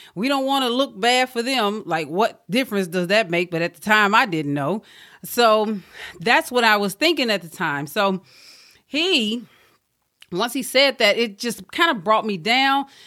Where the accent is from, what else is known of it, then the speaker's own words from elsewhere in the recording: Mississippi, United States; moved away; back home where I'm from. I'm from Mississippi